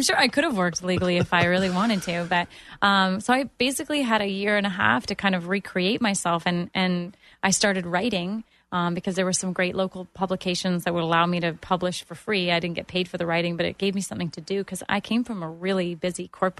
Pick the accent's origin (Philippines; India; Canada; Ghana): Canada; Toronto, Ontario; moved away as an adult; now in Orlando, United States; I had a job, but when I moved to Orlando from Toronto, this was the first time that I actually became self-employed and then became a business owner.